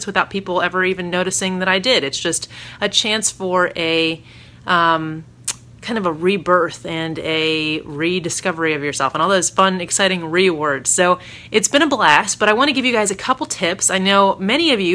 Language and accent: English; Maryland, United States; also born or lived in New Orleans; now in Northern Virginia, United States; back to my hometown area-ish of Virginia. I'm from Maryland originally, so this is my hood, Northern Virginia, where my husband and I met and dated and where I used to work and go to school.